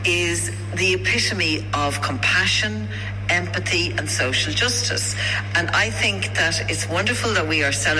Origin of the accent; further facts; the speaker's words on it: Clondalkin, Leinster, Ireland; when I was growing up in Clondalkin, I lived on St. Brigid's Road